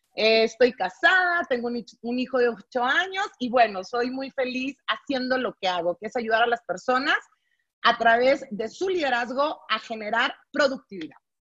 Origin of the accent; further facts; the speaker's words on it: Monterrey, Nuevo León, Mexico; soy de Monterrey, Nuevo León, soy norteña